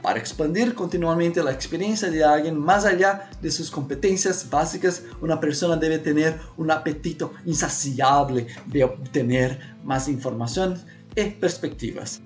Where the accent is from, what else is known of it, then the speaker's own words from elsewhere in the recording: Brazil; Spanish is a second language; also born or lived in Paraguay; soy brasileño